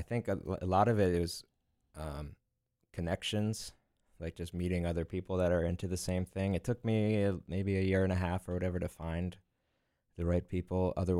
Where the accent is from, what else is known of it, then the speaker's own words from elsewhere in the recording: Lititz, Pennsylvania, United States; I'm from Lititz.